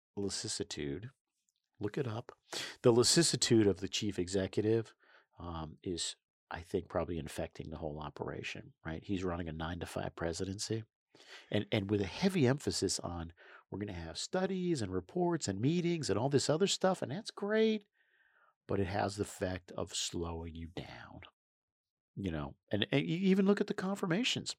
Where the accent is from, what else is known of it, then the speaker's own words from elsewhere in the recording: New York, United States; the day I was born in New York State